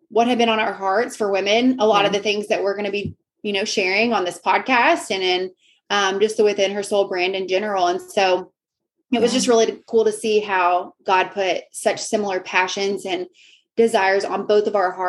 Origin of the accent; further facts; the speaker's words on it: Tennessee, United States; I'm from Tennessee.